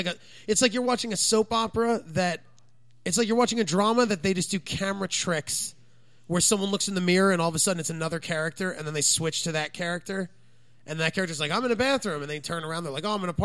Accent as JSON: {"language": "English", "region": "New Jersey", "country": "United States", "said": "I was from New Jersey."}